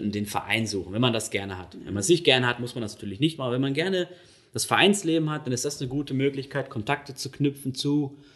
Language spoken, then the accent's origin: German; North Rhine-Westphalia, Germany; dass sie halt dort ähm, eben einen guten Job gefunden haben und bei uns im Ruhrgebiet halt nicht zu dieser Zeit.